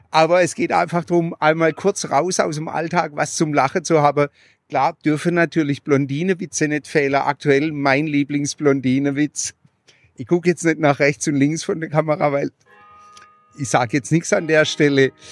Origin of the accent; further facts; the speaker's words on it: Pforzheim, Baden-Württemberg, Germany; auch über meine Heimatstadt Pforzheim äh, rede ich da sehr, sehr ähm, ja, so wie ich's wahrgenommen habe.